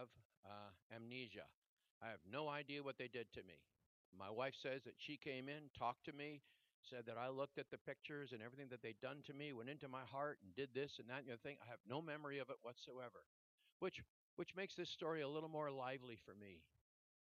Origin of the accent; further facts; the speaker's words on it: Canada; from Canada